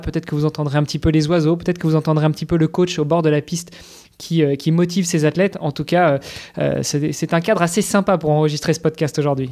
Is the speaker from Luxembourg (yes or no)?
yes; Luxembourg; chez nous à Luxembourg.